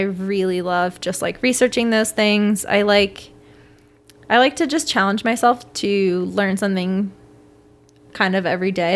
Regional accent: Washington, District of Columbia, United States; also born or lived in Venezuela; I grew up in D C

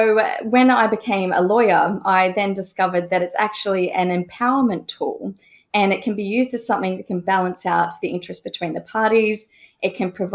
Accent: Australia; now in United Kingdom; I'm an Australian lawyer living in the UK

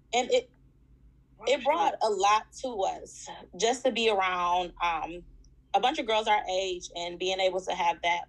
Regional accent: East Cleveland, Ohio, United States; born and raised in East Cleveland

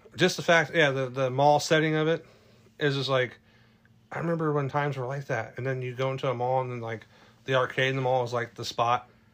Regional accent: California, United States; I grew up in California

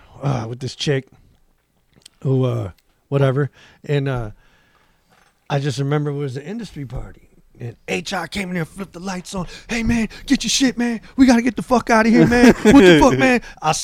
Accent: Elgin, Illinois, United States; also born or lived in California; I said I'm from Elgin.

